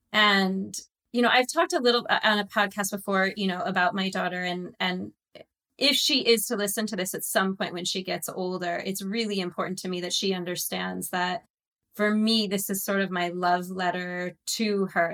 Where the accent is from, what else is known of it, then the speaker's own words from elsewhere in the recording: Santa Barbara, California, United States; moved away as an adult; also born or lived in Waukesha, Wisconsin / San Diego / New York / Los Angeles; originally, I was born in Wisconsin. I was born in Waukesha, Wisconsin. And at the age of about just about eight, uh, I uh, took the train for three days to California, to Santa Barbara. And I was raised for the most part in Santa Barbara